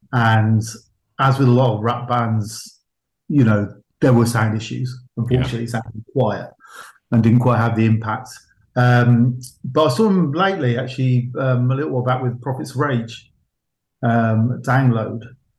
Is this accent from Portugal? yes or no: no; Gloucester, South West England, United Kingdom; moved away; I'm originally from Gloucester.